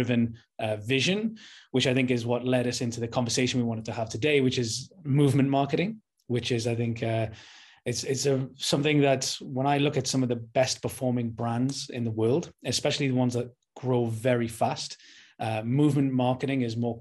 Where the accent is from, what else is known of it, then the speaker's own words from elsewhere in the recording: Newcastle upon Tyne, North East England, United Kingdom; I'm from Newcastle, the north of England.